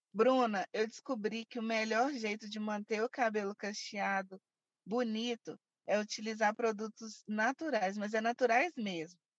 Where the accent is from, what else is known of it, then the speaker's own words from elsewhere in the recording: Belo Horizonte, Minas Gerais, Brazil; Eu nasci e cresci aqui em Belo Horizonte mesmo, Minas Gerais